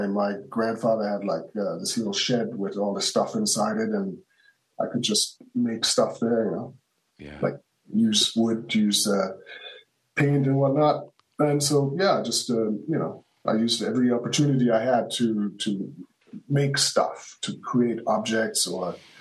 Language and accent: English; Hamburg, Germany; I grew up in Hamburg, Germany